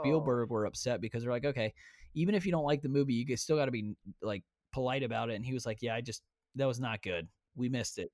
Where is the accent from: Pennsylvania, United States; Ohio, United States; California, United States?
Ohio, United States; we're from Ohio